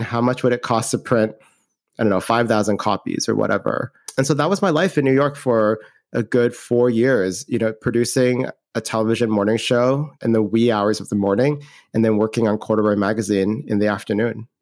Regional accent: Canada; moved away as an adult; I'm from Canada, I'm Canadian

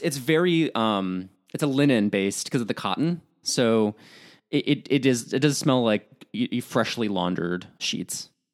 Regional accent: Midwest, United States; I'm from the Midwest

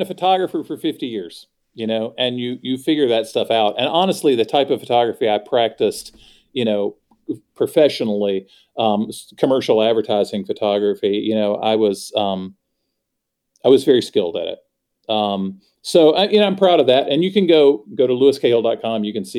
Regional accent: the South, United States; that's really in my soul, you know, as a Southerner, that's in there.

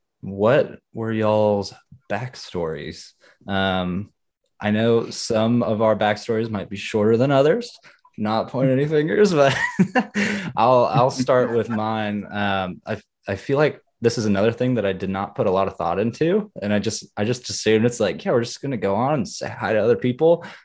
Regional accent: Fort Worth, Texas, United States; I'm from Fort Worth, Texas.

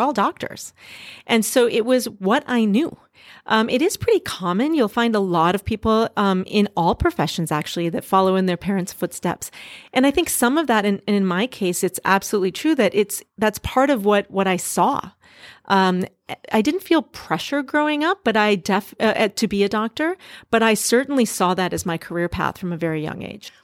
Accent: Duluth, Minnesota, United States; moved away as an adult; also born or lived in Boston / Singapore; now in San Francisco, United States; I grew up in a small town in northern Minnesota called Duluth, Minnesota

